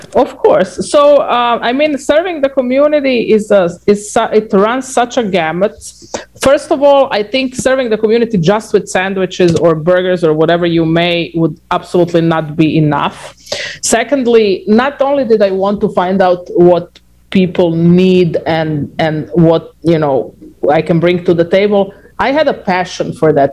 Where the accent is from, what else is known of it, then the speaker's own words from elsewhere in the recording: Croatia; moved away; I'm from Croatia